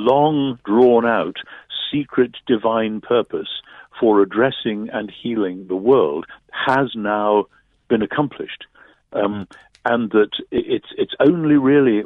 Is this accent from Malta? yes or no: no; United Kingdom; I'm British